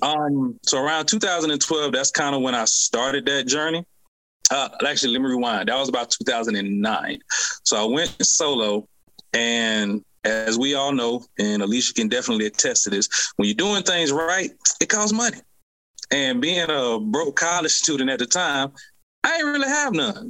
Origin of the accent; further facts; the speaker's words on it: Decatur, Georgia, United States; I'm born and raised in Atlanta, um, Decatur to be exact